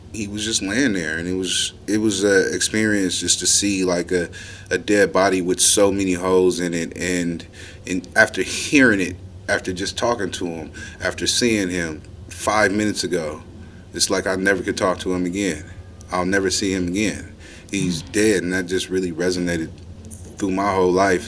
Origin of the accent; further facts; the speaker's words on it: Oakland, California, United States; I am born and raised, uh, Oakland, California, um, where I spent most of my childhood.